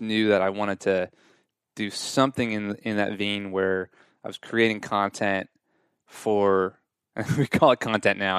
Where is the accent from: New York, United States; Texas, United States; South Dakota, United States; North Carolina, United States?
New York, United States; Long Island; moved away as an adult; also born or lived in Southern California; now in Nashville, United States; I'm from Long Island, New York